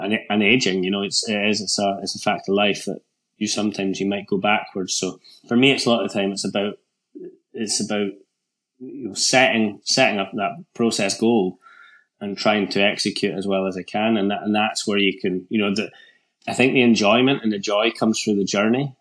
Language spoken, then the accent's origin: English; Scotland, United Kingdom; as a Scottish mountain biker at that time.